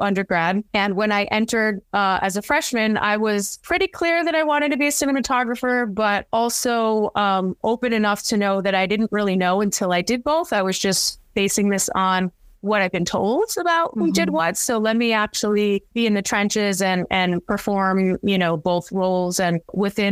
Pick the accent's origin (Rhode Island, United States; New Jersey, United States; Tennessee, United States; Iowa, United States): Rhode Island, United States; Cranston; now in New York City, United States; my hometown in Cranston, Rhode Island